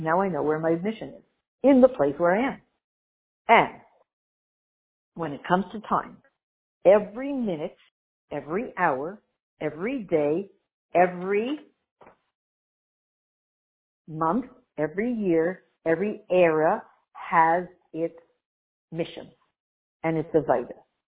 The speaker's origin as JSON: {"language": "English", "country": "Canada", "said": "My apologies to anybody who's out in Alabama, but I'm too Canadian."}